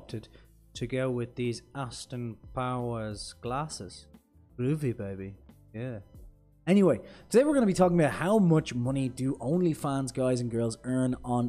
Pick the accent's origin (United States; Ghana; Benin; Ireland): Ireland; I'm Irish